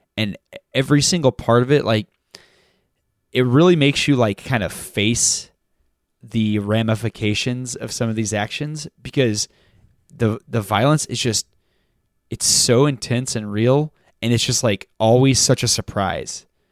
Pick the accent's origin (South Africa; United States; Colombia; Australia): United States; Texas; I grew up in Texas, too